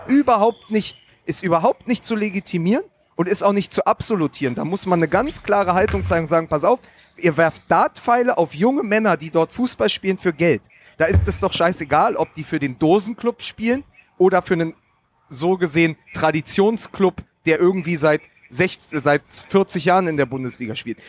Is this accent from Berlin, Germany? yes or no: yes; Berlin, Germany; als Berliner